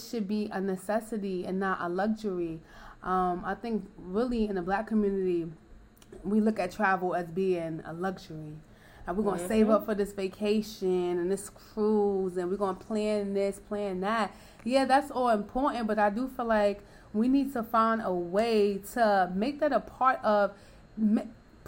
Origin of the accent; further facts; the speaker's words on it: New York, United States; I'm from New York